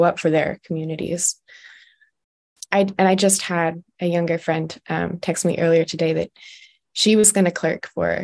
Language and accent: English; Olympia, Washington, United States; now in Maryland, United States; I was raised in Olympia Friends Meeting.